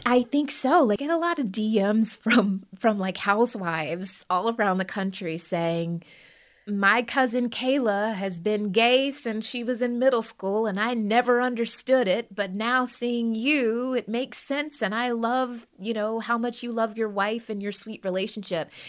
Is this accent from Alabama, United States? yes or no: yes; Birmingham, Alabama, United States; moved away; also born or lived in New York City; I grew up in Birmingham, Alabama, and I was already a biracial girl of color